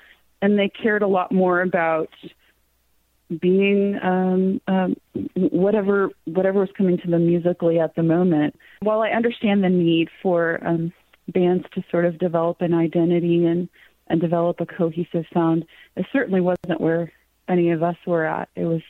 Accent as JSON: {"language": "English", "town": "Cave Springs", "country": "United States", "tie": "born or raised there", "said": "which is a take on the street that I grew up in Cave Springs."}